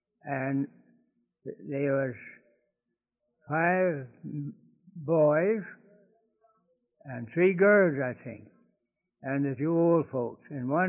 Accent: Harrison County, Missouri, United States; now in Stanberry, United States; I was raised in Harrison County, Missouri.

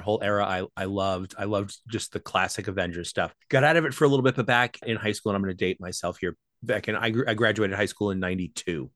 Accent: Amityville, New York, United States; I was born on Long Island. I was born in Amityville

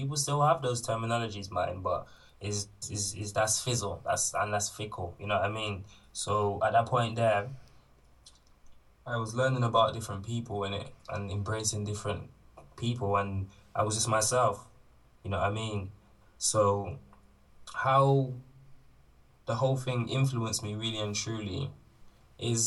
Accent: Bristol, South West England, United Kingdom; So I grew up in St. Paul's. I explored the rest of Bristol when I started going to secondary school

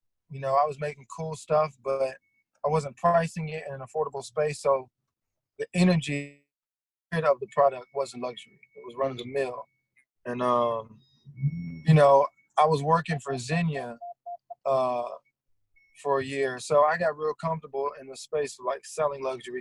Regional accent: Memphis, Tennessee, United States; moved away as an adult; now in Los Angeles, United States; I'm originally from Memphis. You know, that's pretty much where I like grew up

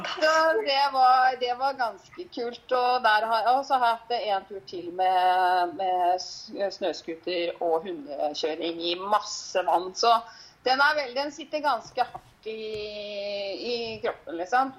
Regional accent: Horten, Vestfold, Norway; moved away as an adult; also born or lived in Gol, Hallingdal; now in Hallingdal, Norway; Jeg kommer jo fra Horten i mm. Vestfold

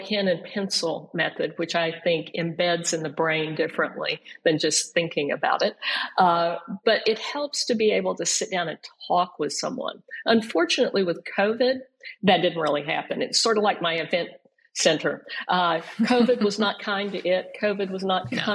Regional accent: Frogville, Oklahoma, United States; I grew up in Frogville, Oklahoma

